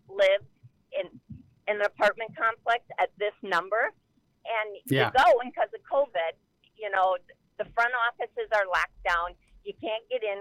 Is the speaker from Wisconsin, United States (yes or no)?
yes; Wisconsin, United States; moved away; I'm from Wisconsin, but I haven't lived there in probably 30 years